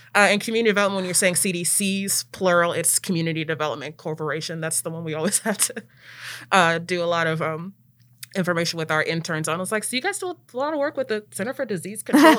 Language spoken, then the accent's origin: English; Prince George's County, Maryland, United States; moved away as an adult; also born or lived in Ithaca, New York; now in Memphis, United States; I am from Maryland originally